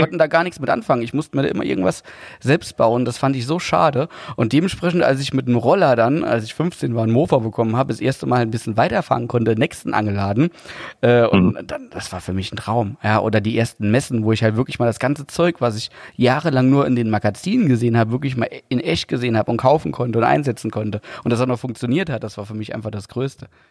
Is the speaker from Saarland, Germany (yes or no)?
yes; Saarland, Germany; ich bin ja Saarländer, aber musste immer pendeln nach Hessen zur Berufsschule